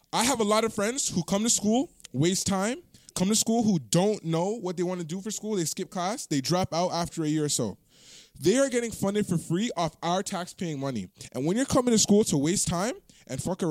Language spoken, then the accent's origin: English; Toronto, Ontario, Canada; I am from Toronto